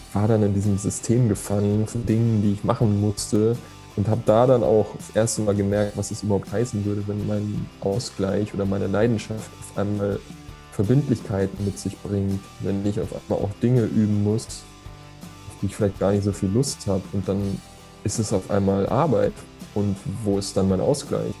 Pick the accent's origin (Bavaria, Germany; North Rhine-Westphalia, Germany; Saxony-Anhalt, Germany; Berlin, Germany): Bavaria, Germany; Erlangen; born or raised there